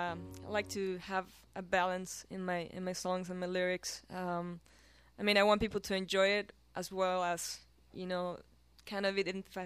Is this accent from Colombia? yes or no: yes; Colombia; English is a second language; moved away; I'm from Colombia.